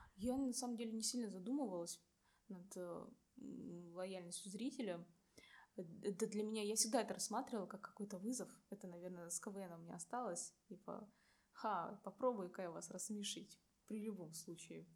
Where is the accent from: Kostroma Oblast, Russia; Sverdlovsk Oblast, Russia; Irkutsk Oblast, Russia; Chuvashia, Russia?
Irkutsk Oblast, Russia; Irkutsk; moved away as an adult; also born or lived in Buryat (ethnic); now in Saint Petersburg, Russia; я из Иркутска